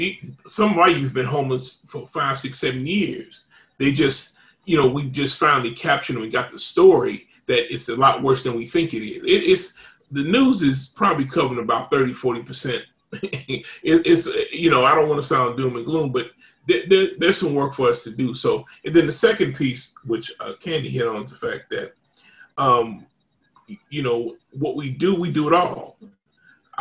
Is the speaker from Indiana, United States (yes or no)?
yes; Indianapolis, Indiana, United States; moved away; I'm originally from Indianapolis